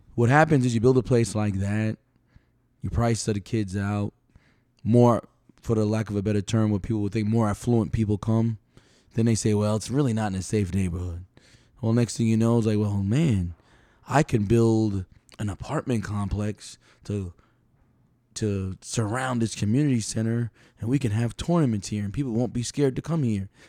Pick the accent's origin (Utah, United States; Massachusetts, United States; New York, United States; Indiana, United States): New York, United States; New York City; now in Palm Coast, United States; I've lived in Palm Coast, you know, I'm from New York City.